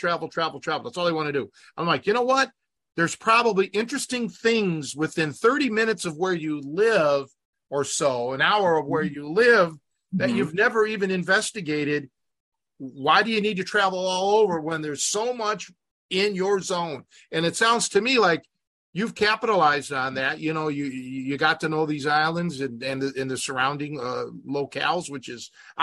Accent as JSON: {"language": "English", "town": "Cleveland", "region": "Ohio", "country": "United States", "tie": "born or raised there", "moved": "yes", "lives_now": "Chicago area, United States", "said": "my heart's always going to be with Cleveland. That's my hometown."}